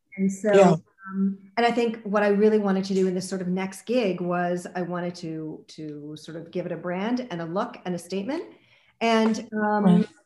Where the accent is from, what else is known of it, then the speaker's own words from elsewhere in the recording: Montreal, Quebec, Canada; growing up in Montreal